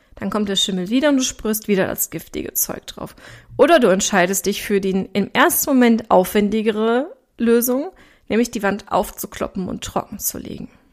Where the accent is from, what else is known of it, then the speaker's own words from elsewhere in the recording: Ruhr area, North Rhine-Westphalia, Germany; accent: Ruhr dialect (Ruhrpott slang); ich komme aus dem Ruhrgebiet. Das heißt, du wirst auch zwischendurch an meiner Sprache merken